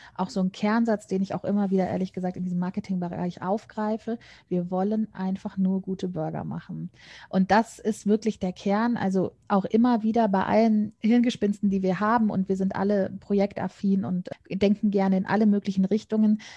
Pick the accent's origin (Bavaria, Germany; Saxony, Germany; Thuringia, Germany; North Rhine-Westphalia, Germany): North Rhine-Westphalia, Germany; Cologne; grundsätzlich komme ich tatsächlich auch gebürtig aus Köln, bin immer hier geblieben